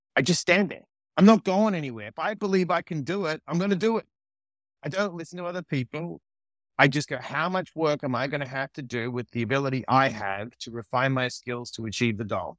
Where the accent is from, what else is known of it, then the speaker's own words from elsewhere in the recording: Australia; also born or lived in New York; now in Los Angeles, United States; I didn't grow up with the cold in Australia